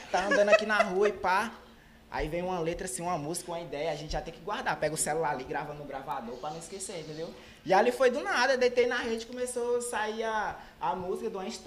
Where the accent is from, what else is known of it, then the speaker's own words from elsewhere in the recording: Imperatriz, Maranhão, Brazil; Imperatriz, do bairro Santa Rita lá.